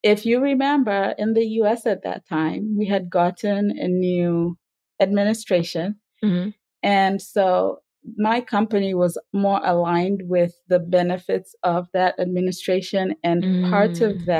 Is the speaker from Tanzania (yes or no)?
yes; Tanzania; moved away as an adult; I grew up in Tanzania